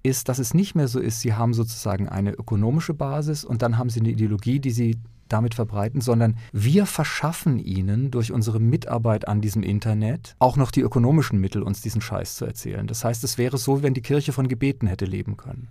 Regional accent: near Lörrach, Baden-Württemberg, Germany; in dieser südbadischen Gegend, wo ich aufgewachsen bin, in der Nähe von Lörrach

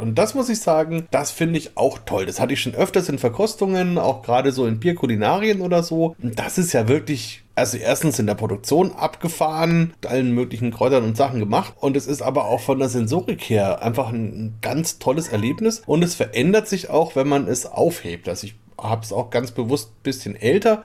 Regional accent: Bamberg, Bavaria, Germany; bei uns in Franken, eben wenn bei uns in Bamberg

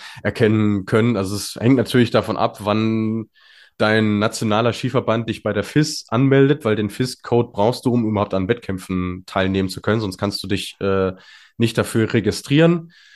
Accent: North Rhine-Westphalia, Germany; als Ostwestfale

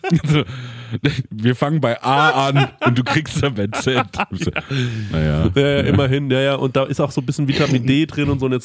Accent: Goldbach, Bavaria, Germany; Hab mir ein Hotelzimmer in Goldbach gebucht

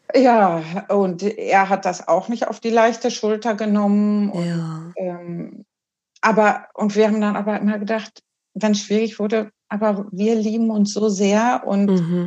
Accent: Germany; now in Uppsala, Sweden; so bin ich und meine Schwester, wir sind dann in, in Deutschland geboren und aufgewachsen mit einer schwedischen Mutter und einem deutschen Vater

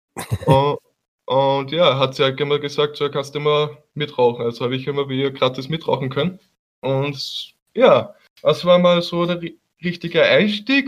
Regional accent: Haag, Austria; als Österreicher

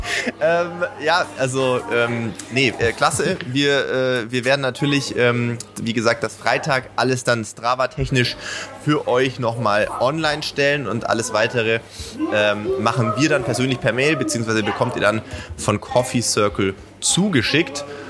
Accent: Sindelfingen, Baden-Württemberg, Germany; als Sindelfinger ja. äh, grob in der äh, ähnlichen Ecke zumindest mal groß geworden

